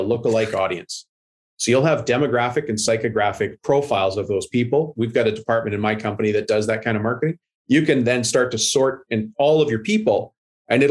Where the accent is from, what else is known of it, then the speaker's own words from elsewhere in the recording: Canada; I'm Canadian